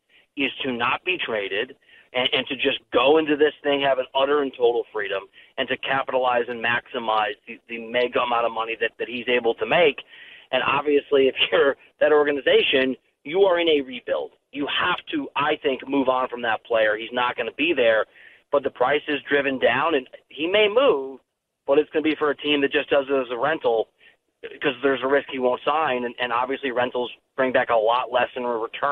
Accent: Iowa, United States; also born or lived in Missouri / Little Rock; I'm from Iowa, went to school in Missouri, and I kept working south, and I lived in Little Rock for 2 years

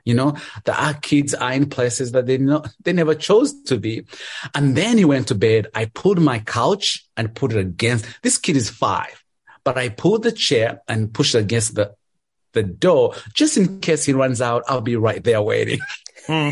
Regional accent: Kabale, Western Region, Uganda; moved away as an adult; now in Charlotte, United States; I live in Charlotte, North Carolina. I'm originally from Uganda, from a small village called Kabale.

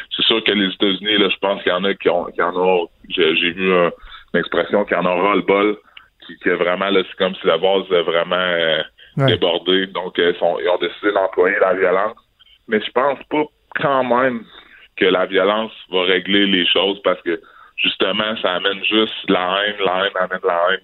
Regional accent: Quebec City, Quebec, Canada; je suis québécois, je suis né ici à Québec, j'ai grandi à Québec

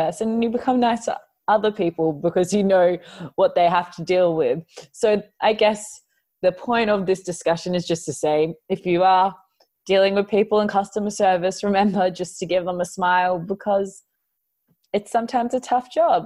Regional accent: Melbourne, Victoria, Australia; I'm born and raised in Melbourne

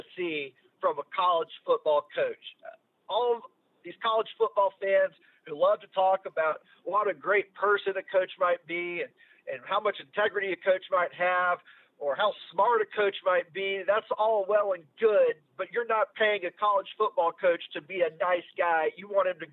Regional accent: Kennesaw, Georgia, United States; being from Kennesaw

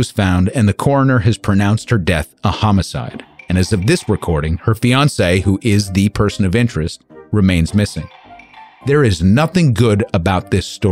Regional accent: United States; being an American

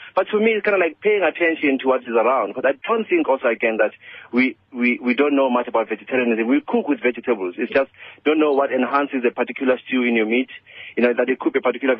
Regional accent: Soweto, Gauteng, South Africa; as a young person growing up in Soweto

